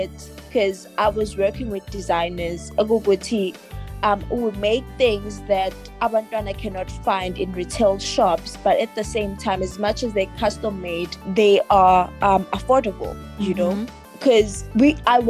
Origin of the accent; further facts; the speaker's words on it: Richards Bay, KwaZulu-Natal, South Africa; I am from Zululand, KwaZulu-Natal